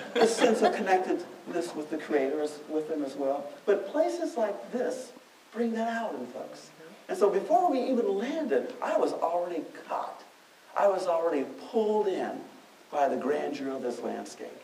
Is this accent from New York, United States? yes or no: no; Detroit, Michigan, United States; Growing up in Detroit, where no one I knew ever talked about a national park